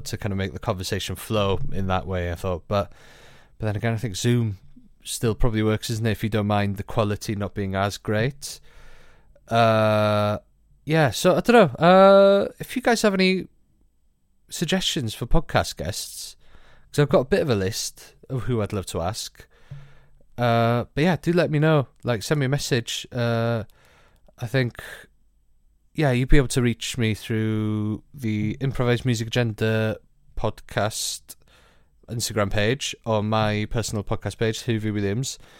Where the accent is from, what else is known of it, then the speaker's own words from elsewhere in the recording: Welsh, Wales, United Kingdom; being Welsh